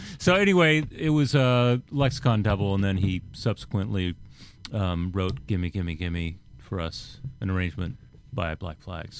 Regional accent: Kansas City, United States; now in New York, United States; Yeah, I'm actually from Kansas City.

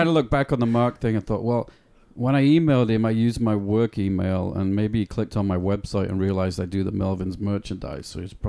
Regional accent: Bradford, Yorkshire and the Humber, United Kingdom; moved away; a band called … from my hometown in England.

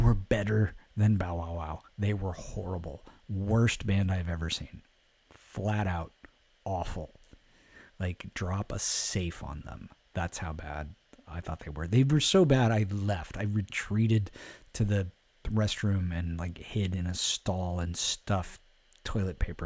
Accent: Alameda, California, United States; growing up in Alameda, California, we didn't have cable

